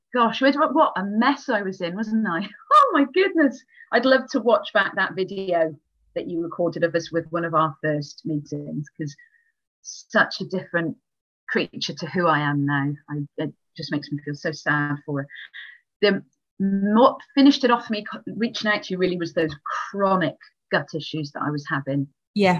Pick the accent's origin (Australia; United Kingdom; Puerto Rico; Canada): United Kingdom; Wales; I am very Welsh. So I come from Wales